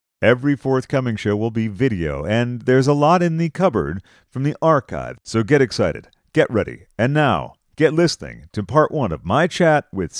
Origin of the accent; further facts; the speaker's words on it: Sudbury, Massachusetts, United States; also born or lived in Waltham, Massachusetts; I lived in Waltham for a number of years and originally grew up in Sudbury, sort of before it was, like, developed into the school district haven that it is now.